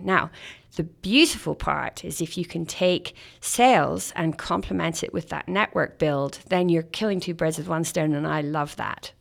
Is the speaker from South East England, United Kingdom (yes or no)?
no; Scotland, United Kingdom; now in Canada; as a Scottish Canadian